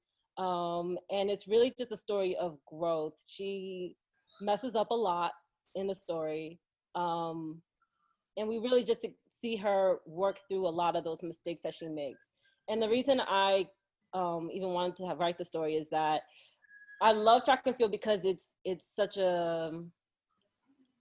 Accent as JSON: {"language": "English", "region": "New Jersey", "country": "United States", "tie": "born or raised there", "also_born_or_lived": "New York / Philadelphia / Connecticut", "said": "New York born, Jersey raised"}